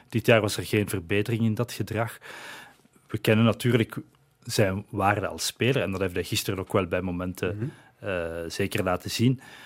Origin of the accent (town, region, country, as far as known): Flanders, Belgium